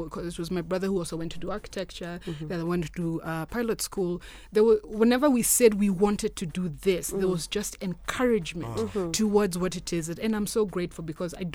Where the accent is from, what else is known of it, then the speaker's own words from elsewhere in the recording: Ngong, Kajiado County, Kenya; I was born and raised in Ngong